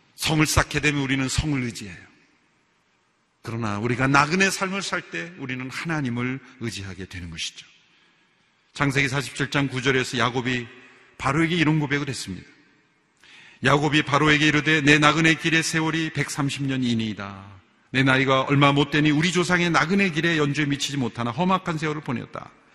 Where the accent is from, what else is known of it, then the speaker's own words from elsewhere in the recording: South Korea; 우리나라 사람들도